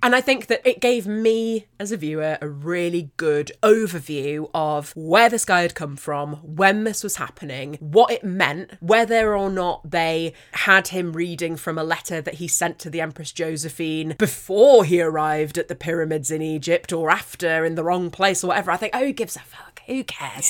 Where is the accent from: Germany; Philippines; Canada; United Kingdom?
United Kingdom; as a Brit